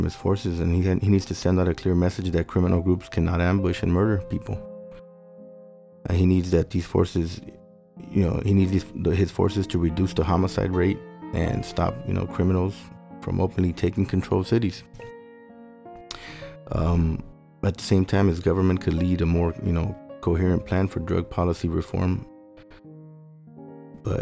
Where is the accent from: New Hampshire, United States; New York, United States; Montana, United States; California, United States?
California, United States; Los Angeles; I grew up in South Central